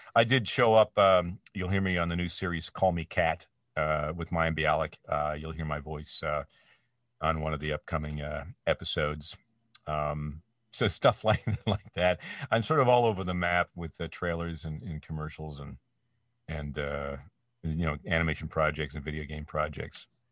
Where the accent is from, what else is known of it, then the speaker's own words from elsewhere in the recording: Canada; moved away as an adult; now in United States; my home country of Canada